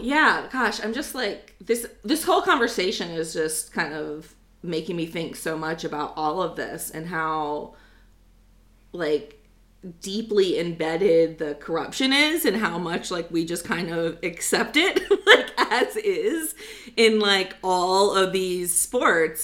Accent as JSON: {"language": "English", "country": "United States", "said": "I'm American"}